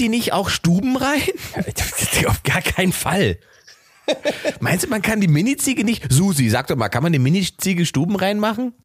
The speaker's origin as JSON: {"language": "German", "country": "Germany", "said": "Wir sind 80 ja. Millionen Deutsche"}